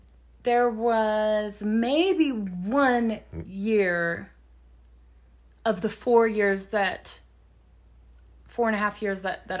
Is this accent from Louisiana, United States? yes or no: yes; Louisiana, United States; born there; also born or lived in Texas; so I was born in Louisiana and then we moved to East Texas for a while. We're not getting any snow in Houston and Corpus Christi. And so then, northern Louisiana, there was always a glimmer of hope.